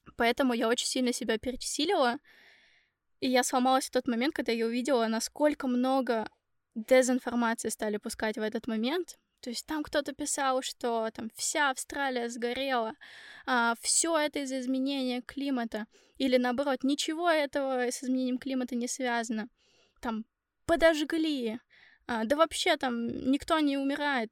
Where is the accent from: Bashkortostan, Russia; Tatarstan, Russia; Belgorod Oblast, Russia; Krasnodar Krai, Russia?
Bashkortostan, Russia; Ufa; moved away as an adult; now in Finland; я сама из Уфы